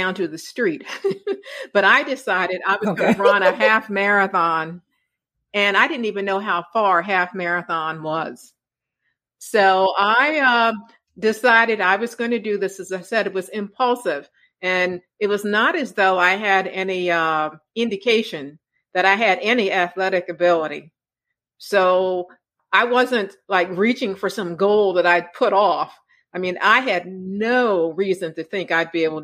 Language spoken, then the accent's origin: English; Maryland, United States; moved away as an adult; also born or lived in North Carolina / Pennsylvania; I'm from Maryland